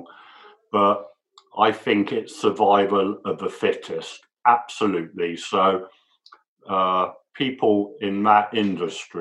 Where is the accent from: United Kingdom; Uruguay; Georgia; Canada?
United Kingdom; England; moved away as an adult; now in United States; I'm English